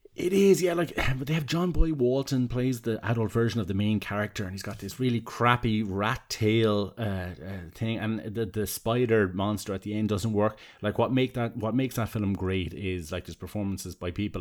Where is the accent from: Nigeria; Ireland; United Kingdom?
Ireland; Tramore, Munster; I grew up in Seaside Town, where you could see the light of a, of a, of a lighthouse from kind of my house. Um, and when the, the fog used to kind of come in over the, the cliffs of Tremor, the southeast of Waterford